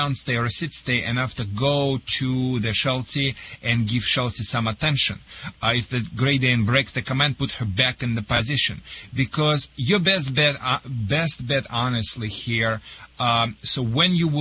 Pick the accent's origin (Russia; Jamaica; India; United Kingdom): Russia; English is a second language; moved away as an adult; now in Michigan, United States; I am originally from the Soviet Union, not from Kazakhstan